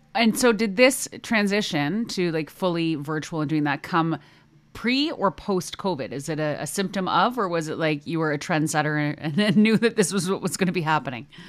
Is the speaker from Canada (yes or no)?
yes; Canada; accent: Canadian; hear my Canadian about there